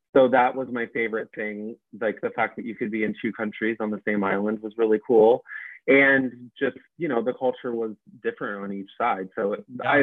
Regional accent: Northeast Ohio, United States; moved away as an adult; also born or lived in Dayton, Ohio; now in New York, United States; I grew up in Northeast Ohio, like Akron, Cleveland area

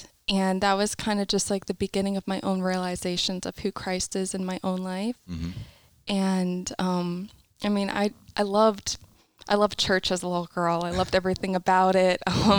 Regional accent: Pennsylvania, United States; now in West Palm Beach, United States; I'm from Pennsylvania, and I come from a very large family. There's 11 of us total, my mom, my dad, and 9 kids.

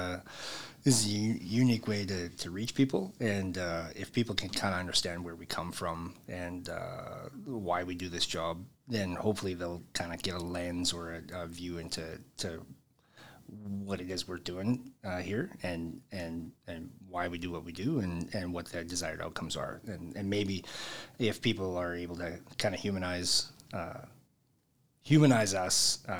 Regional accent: Edmonton, Alberta, Canada; also born or lived in Devon, Alberta; I was born and raised originally in Edmonton

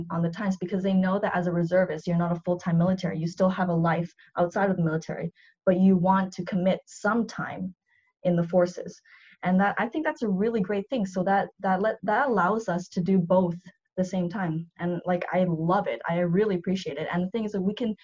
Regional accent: Vancouver, British Columbia, Canada; I was born and raised in Vancouver

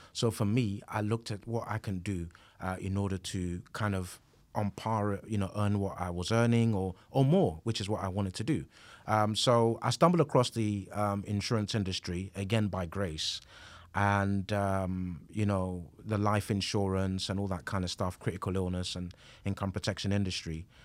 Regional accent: London, United Kingdom; I grew up in East London

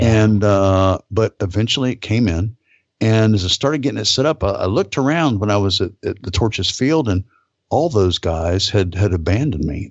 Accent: Fort Pierce, Florida, United States; also born or lived in Palm Beach, Florida / Saudi Arabia; I was born actually in the city I live in now, Fort Pierce

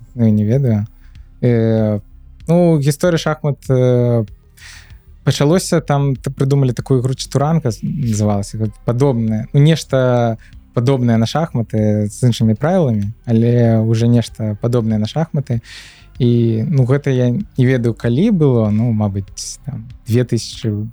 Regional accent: Minsk, Belarus; moved away as an adult; also born or lived in Georgia; now in Poland; нарадзіўся менску так. і жыў усё жыццё до 22 -го году менску

